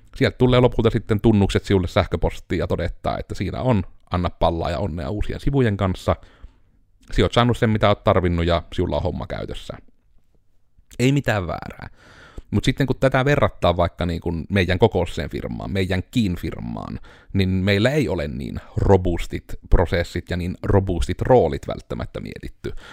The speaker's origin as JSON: {"language": "Finnish", "town": "Joensuu", "region": "North Karelia", "country": "Finland", "said": "kun me ollaan Joensuusta tai me ollaan Pohjois-Karjalasta"}